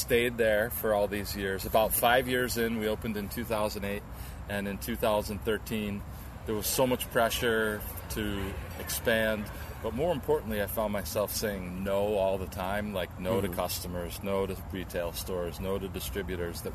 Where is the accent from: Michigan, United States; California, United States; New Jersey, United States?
New Jersey, United States; Little Silver; moved away as an adult; also born or lived in Red Bank, New Jersey; now in Vermont, United States; I grew up in Monmouth County in Little Silver